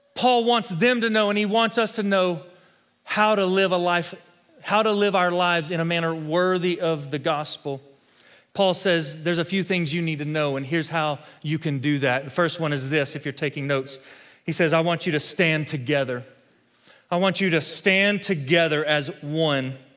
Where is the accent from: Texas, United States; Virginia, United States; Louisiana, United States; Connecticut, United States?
Texas, United States; West; Growing up in West Texas, I spent a lot of time as a kid playing football